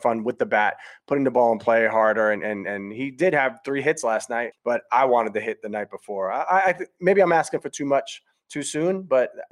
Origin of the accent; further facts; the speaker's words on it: New York, United States; I grew up doing it here in New York, and that was one of the advantages of being a New Yorker